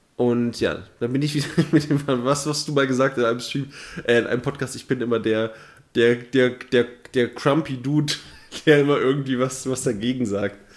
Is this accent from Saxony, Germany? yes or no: no; Thuringia, Germany; moved away; nicht da, wo ich herkomme. In Thüringen ist das eine andere